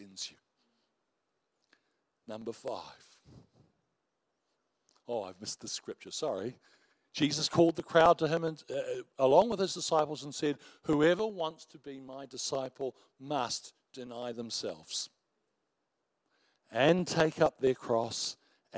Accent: New Zealand; we're Kiwis

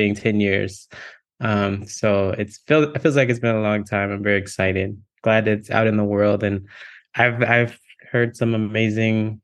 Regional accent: Texas, United States; moved away as an adult; also born or lived in Virginia; now in California, United States; I grew up in Texas in the South, Black kid in the South

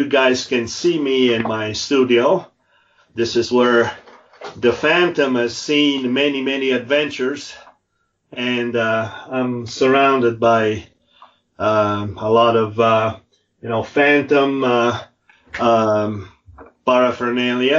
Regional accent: Italy; moved away as an adult; now in Utah, United States; 63, born and raised in Italy.

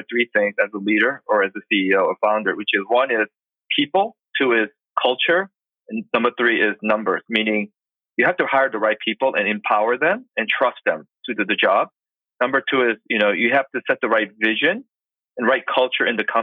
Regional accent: Boston, Massachusetts, United States; now in Los Angeles, United States; I currently live in Los Angeles, but I'm originally from Boston. So I'm an East Coast guy

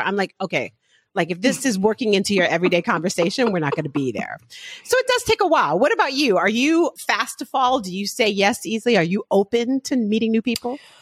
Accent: New York City, New York, United States; I'm from the Bronx.

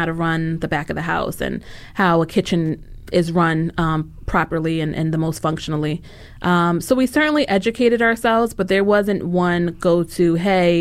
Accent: New York, United States; moved away as an adult; now in Philadelphia, United States; being a New Yorker

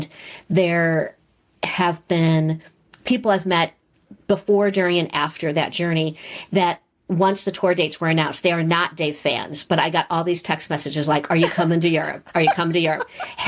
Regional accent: St. Louis, Missouri, United States; now in Kansas City, United States; I grew up in St. Louis.

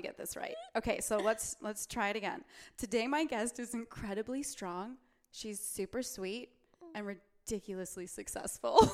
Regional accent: Wisconsin, United States; now in Los Angeles, United States; I'm from Wisconsin

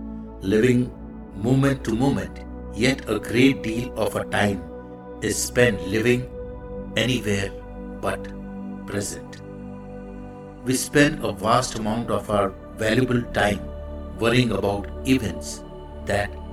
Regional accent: India; I am the Indian monk.

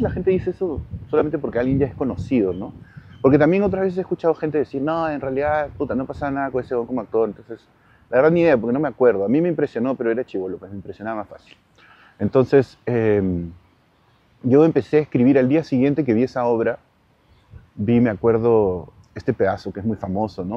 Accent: Peru; now in Madrid, Spain; todos los espacios que he estado en el Perú

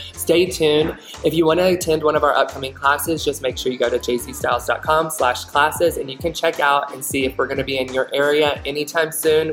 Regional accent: Alabama, United States; also born or lived in Florida; now in Utah, United States; I grew up in Alabama, but I went to beauty school in Florida

